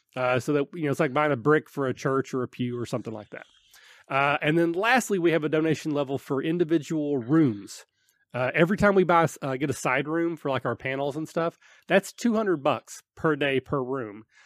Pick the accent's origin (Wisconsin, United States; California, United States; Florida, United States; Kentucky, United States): Kentucky, United States; I'm from Kentucky